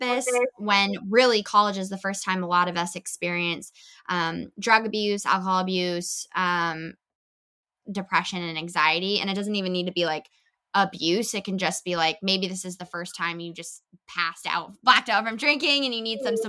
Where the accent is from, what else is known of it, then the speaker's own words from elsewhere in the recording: California, United States; also born or lived in Los Angeles / United Kingdom; I grew up in California, so I've been performing my whole life in entertainment